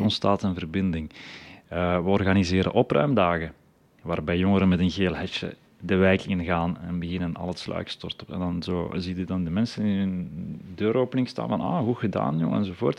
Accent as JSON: {"language": "Dutch", "area": "the Leuven area", "region": "Flanders", "country": "Belgium", "said": "bij ons in het Leuvense"}